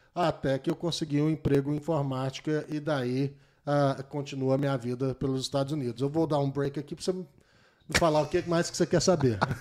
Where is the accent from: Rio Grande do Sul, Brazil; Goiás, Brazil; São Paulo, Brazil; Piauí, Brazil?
Goiás, Brazil; Goiânia; moved away as an adult; now in United States; eu vim de Goiânia, ah, sou, sou orgulhoso de ser goianiense